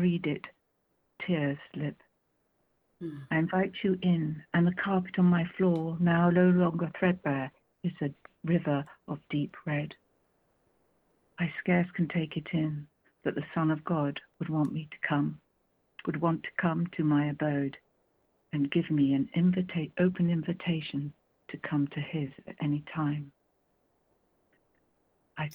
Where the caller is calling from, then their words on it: Marlow, South East England, United Kingdom; I'm calling from Marlow in Buckinghamshire.